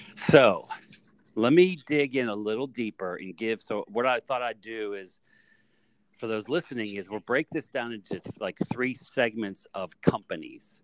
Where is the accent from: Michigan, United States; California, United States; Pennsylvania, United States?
Pennsylvania, United States; Greensburg; I grew up in Greensburg, Pennsylvania